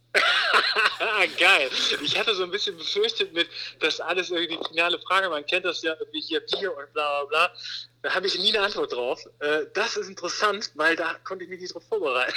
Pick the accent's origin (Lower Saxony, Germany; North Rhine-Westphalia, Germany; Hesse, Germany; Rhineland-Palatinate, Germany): North Rhine-Westphalia, Germany; Wermelskirchen; now in Hamburg, Germany; ich bin gerade mit meiner kleinen Familie äh, in meiner Heimat. Mhm. Ähm, also nicht in Hamburg, sondern in Wermelskirchen